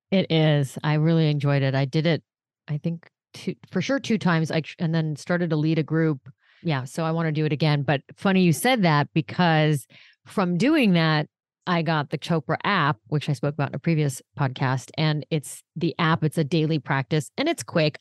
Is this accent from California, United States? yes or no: yes; Los Angeles, California, United States; when I was little, I grew up in Los Angeles